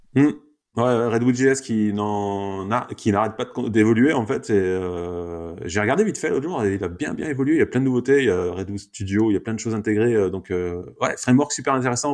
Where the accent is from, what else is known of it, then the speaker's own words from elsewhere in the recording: France; nous, en tant que Français